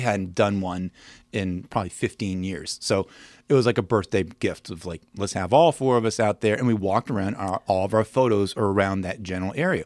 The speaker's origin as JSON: {"language": "English", "town": "Williamsburg", "region": "Virginia", "country": "United States", "tie": "born or raised there", "also_born_or_lived": "St. Louis", "moved": "as an adult", "lives_now": "Winchester, United States", "said": "I'm from Williamsburg."}